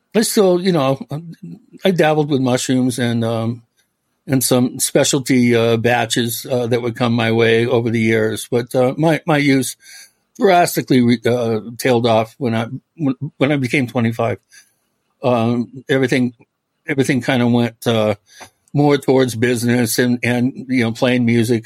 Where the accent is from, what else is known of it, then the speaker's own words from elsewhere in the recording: Medina, Washington, United States; also born or lived in California; I was born in, in California. I'm a fifth generation Californian. However, uh, six months old, I my parents moved to Washington uh, State. I grew up in Medina, which is uh, the on the lake in Bellevue.